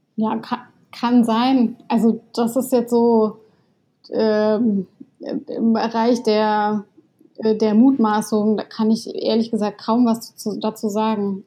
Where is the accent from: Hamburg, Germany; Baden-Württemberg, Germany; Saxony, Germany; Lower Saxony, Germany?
Baden-Württemberg, Germany; ich komme aus Baden. Ähm, das ist Teil der badischen Identität